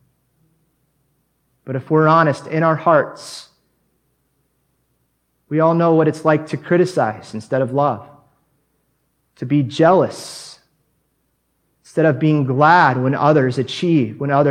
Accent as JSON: {"language": "English", "country": "United States", "moved": "as an adult", "lives_now": "Mexico", "said": "as an American that just moved to Mexico"}